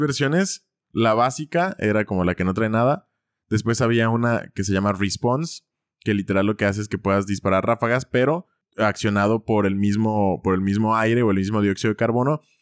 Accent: Ciudad Guzmán, Jalisco, Mexico; ahí en Ciudad Guzmán, de donde soy yo

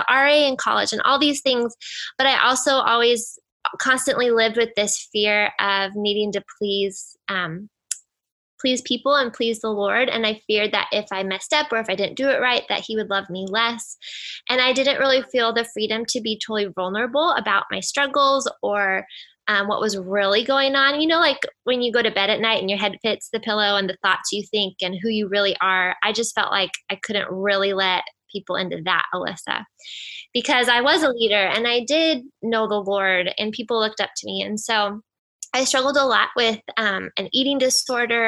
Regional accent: United States; So I grew up in Washington and I'm an only child

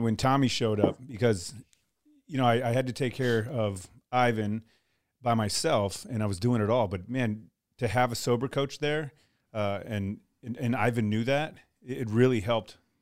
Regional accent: Texas, United States; also born or lived in Colorado Springs, Colorado / Coronado, California; now in Montgomery, United States; I was born in Texas

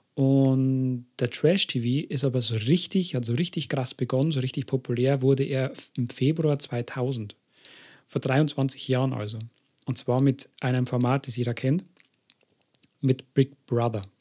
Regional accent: Germany; bei uns in Deutschland

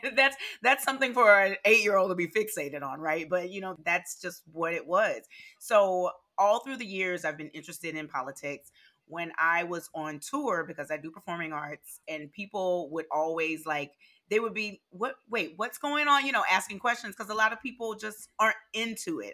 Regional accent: Louisiana, United States; born or raised there; moved away

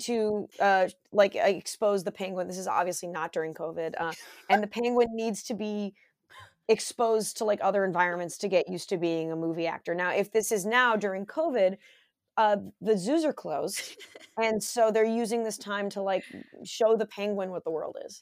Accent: Southern California, United States; I grew up in Southern California

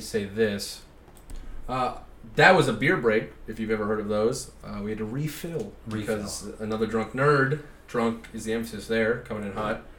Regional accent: Youngstown, Ohio, United States; we're coming from Youngstown. So we're very proud of where we come from, the Steel City adjacent to Pittsburgh.

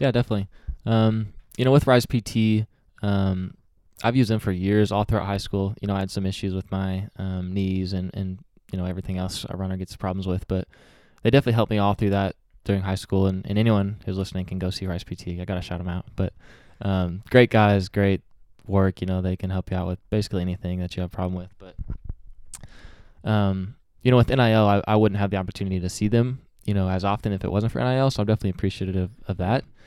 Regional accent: Springdale, Arkansas, United States; also born or lived in Malawi; I grew up here in Springdale, went to Harbor High School, um, you know, later in life, but grew up here all the way till I was about twelve years old

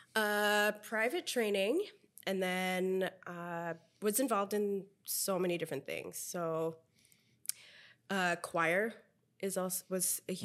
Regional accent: Philippines; now in Vancouver, Canada; being a Filipino

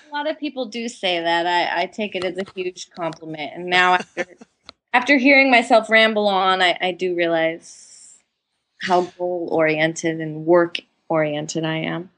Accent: San Diego, California, United States; now in Los Angeles, United States; I grew up in San Diego

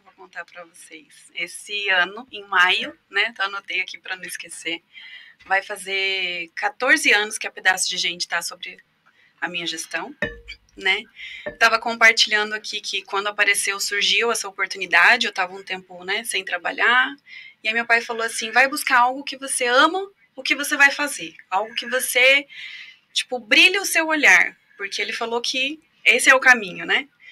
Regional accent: Foz do Iguaçu, Paraná, Brazil; Sou nascida em Foz do Iguaçu

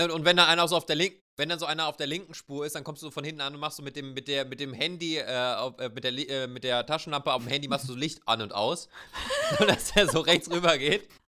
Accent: Germany; wir uns dann auch einfach als Deutsche

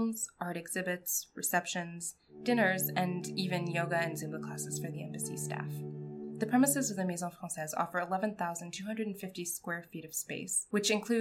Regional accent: United States; I'm American

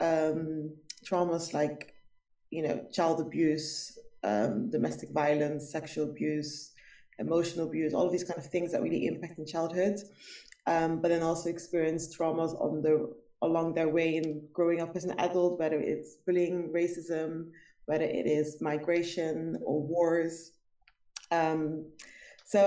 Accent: Rotterdam, South Holland, Netherlands; I grew up basically in Rotterdam

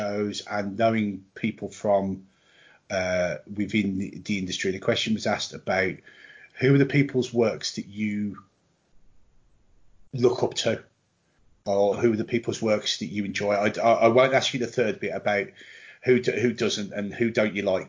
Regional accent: United Kingdom; we're British and not American

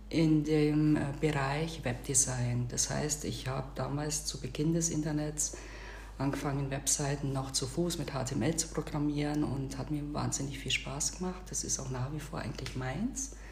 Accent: Bavaria, Germany; moved away as an adult; now in Turkey; Ich bin eine bayerische Schwäbin, ich komme aus dem Augsburger Raum, bin dort auf dem äh, Land aufgewachsen, habe dort dann auch gelebt bis ich dann eines Tages beschlossen habe, ja auch mein Haus zu verkaufen und mich hier in die Türkei aufzumachen

